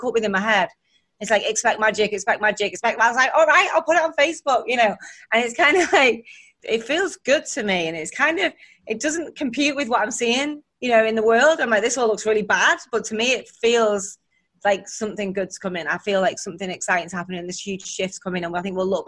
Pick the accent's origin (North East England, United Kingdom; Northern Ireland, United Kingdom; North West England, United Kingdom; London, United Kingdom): North West England, United Kingdom; Warrington; Warrington, it's my hometown, northern town